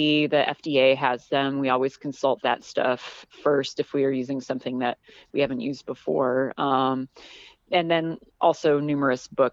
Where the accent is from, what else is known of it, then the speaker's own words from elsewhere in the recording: Southern California, United States; moved away as an adult; I grew up in Southern California